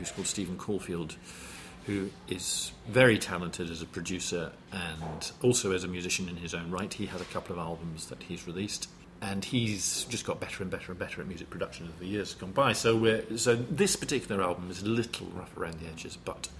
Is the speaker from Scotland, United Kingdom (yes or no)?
yes; East Fife, Scotland, United Kingdom; accent: Fife; moved away as an adult; also born or lived in Pittsburgh, Pennsylvania, United States / Watford, England; So from the age of five to the age of 18, when I went to university, grew up in Scotland